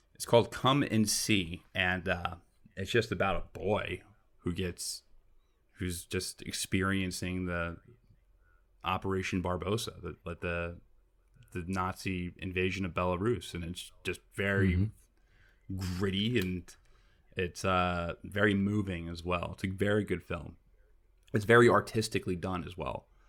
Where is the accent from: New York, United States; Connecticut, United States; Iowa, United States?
New York, United States; I'm from New York